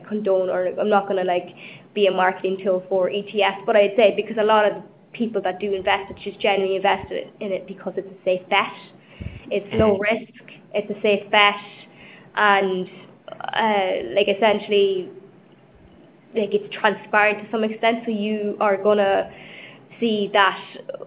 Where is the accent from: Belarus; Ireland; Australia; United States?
Ireland; now in London, United Kingdom; I'm Irish